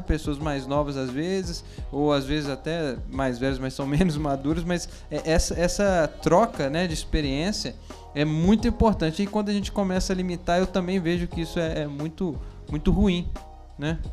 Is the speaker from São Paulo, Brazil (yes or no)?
no; Belo Horizonte, Minas Gerais, Brazil; Eu sou de Belo Horizonte